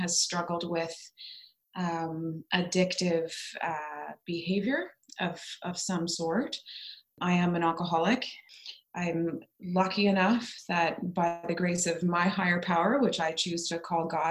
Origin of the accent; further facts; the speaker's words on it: Ottawa, Ontario, Canada; moved away as an adult; my hometown of Ottawa